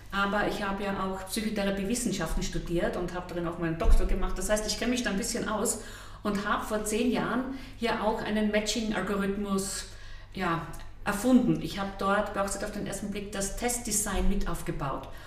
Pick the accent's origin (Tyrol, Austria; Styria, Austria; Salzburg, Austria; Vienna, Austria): Styria, Austria; Schönberg; Genau in Schönberg bei Oberdorf am Hocheck. Also wer das nicht kennt, der kennt vielleicht Kirchberg an der Raab. Das heißt, ja, schönste und tiefste Oststeiermark.